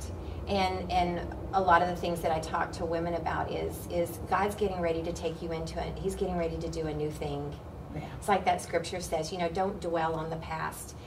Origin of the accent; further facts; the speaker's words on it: Oklahoma, United States; I grew up in Oklahoma and I was around cows and horses